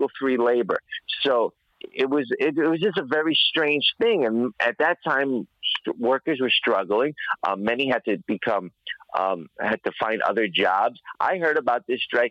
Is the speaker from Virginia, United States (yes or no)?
no; New York City, New York, United States; I'm from Queens, New York